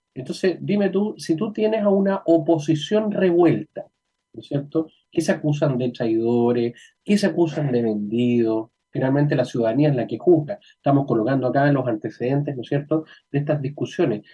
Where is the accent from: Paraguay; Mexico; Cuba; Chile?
Chile